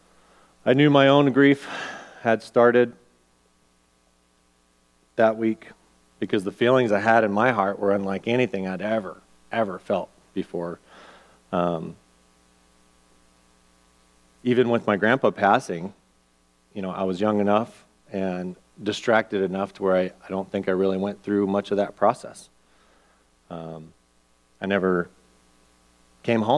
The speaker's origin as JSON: {"language": "English", "town": "Albuquerque", "region": "New Mexico", "country": "United States", "tie": "born or raised there", "moved": "yes", "said": "my hometown's Albuquerque"}